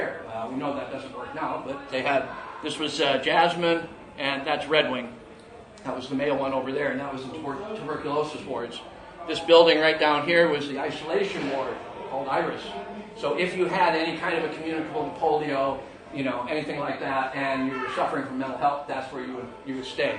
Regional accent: United States; moved away as an adult; now in United Kingdom; being an American

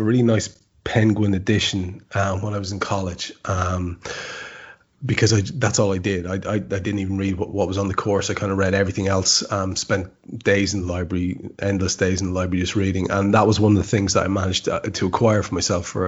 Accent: Ireland; As an Irishman

